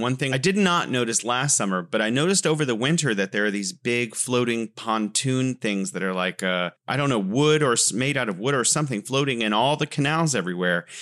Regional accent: California, United States; moved away as an adult; now in Wuhan, China; growing up in California

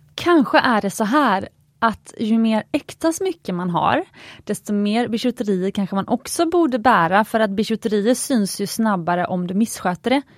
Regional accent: Gothenburg, Västra Götaland, Sweden; jag är uppvuxen i Göteborg

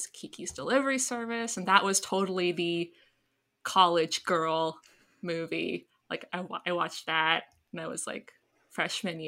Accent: Canada; So I grew up in Canada

